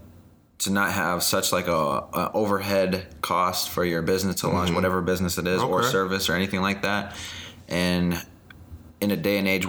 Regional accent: Minneapolis, Minnesota, United States; My hometown is Minneapolis

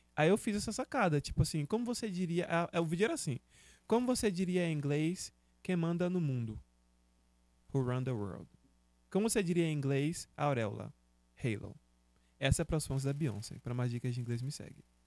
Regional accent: Feira de Santana, Bahia, Brazil; eu sou de Feira de Santana, Bahia

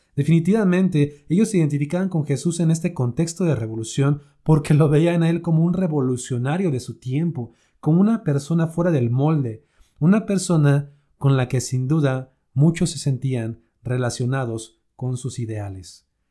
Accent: Mexico; aquí en México, por ejemplo, en mi país

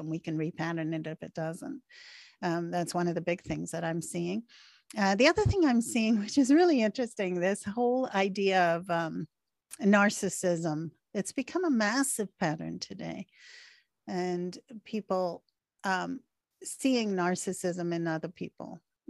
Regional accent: Canada; I'm Canadian. Canadians have different patterns than we're seeing in America, right?

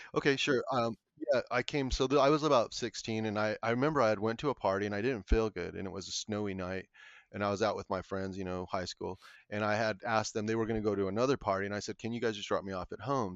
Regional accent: Colorado, United States; I'm from Colorado, um, my family is originally all from, like, the San Luis Valley

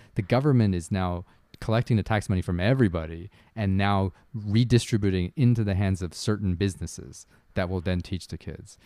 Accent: Canada; I'm Canadian

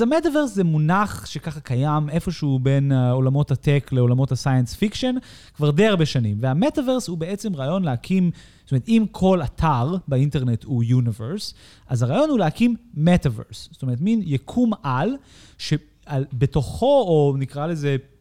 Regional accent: United States; now in Israel; אני כאמריקאי

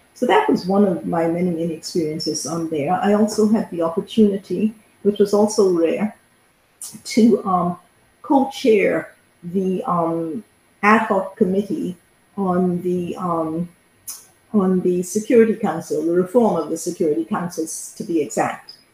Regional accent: Bahamas; first language English; also born or lived in Canada; I'm from the Bahamas, which is where I currently live.

